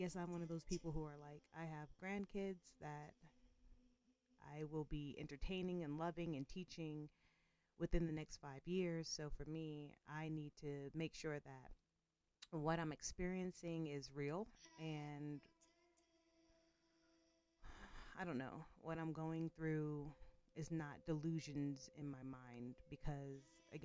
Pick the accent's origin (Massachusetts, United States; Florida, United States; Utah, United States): Massachusetts, United States; Boston; also born or lived in Georgia; now in Colorado, United States; I'm originally from Boston, Massachusetts